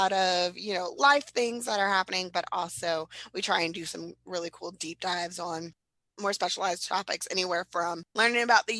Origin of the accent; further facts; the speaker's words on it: Hawaii, United States; I grew up in Hawaii